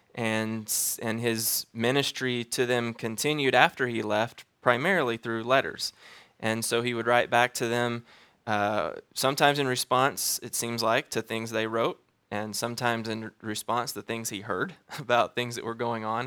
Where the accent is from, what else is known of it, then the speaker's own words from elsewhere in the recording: Alabama, United States; moved away as an adult; now in Wichita, United States; I'm from Alabama